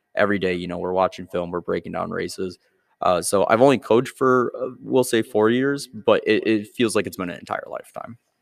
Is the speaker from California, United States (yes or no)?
no; Byron, Illinois, United States; I grew up in Byron